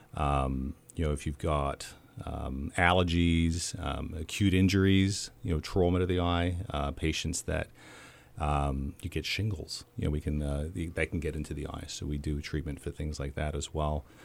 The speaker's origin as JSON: {"language": "English", "country": "Australia", "tie": "born or raised there", "also_born_or_lived": "Chicago", "moved": "as an adult", "lives_now": "Clinton, United States", "said": "my hometown in Australia where I grew up"}